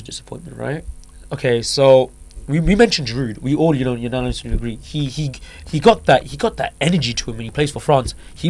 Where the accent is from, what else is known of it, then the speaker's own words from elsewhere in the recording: United Kingdom; We're all British here